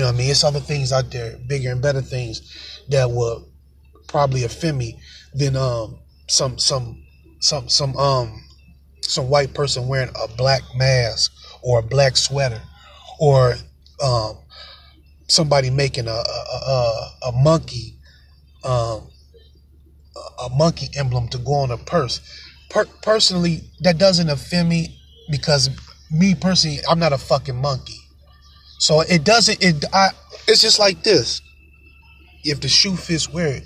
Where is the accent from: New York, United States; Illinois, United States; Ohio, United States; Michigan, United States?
Michigan, United States; I'm from Michigan